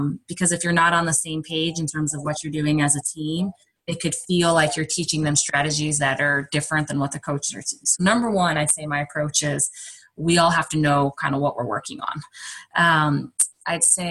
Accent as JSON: {"language": "English", "region": "Southern Illinois", "country": "United States", "also_born_or_lived": "Oklahoma", "moved": "yes", "lives_now": "Iowa, United States", "said": "My husband is from Iowa and I'm from Southern Illinois"}